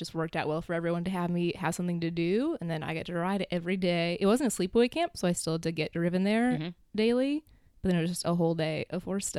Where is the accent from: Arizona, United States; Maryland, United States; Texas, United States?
Maryland, United States; right outside DC; Right outside D.C. in Maryland.